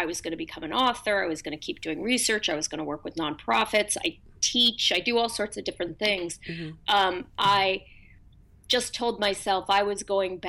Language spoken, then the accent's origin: English; Berkeley, California, United States; I grew up in Berkeley.